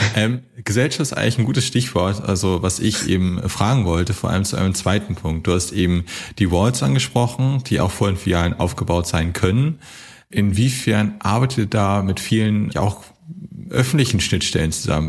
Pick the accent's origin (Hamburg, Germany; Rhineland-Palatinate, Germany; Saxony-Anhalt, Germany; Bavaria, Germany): Hamburg, Germany; aber ich komme auch aus Hamburg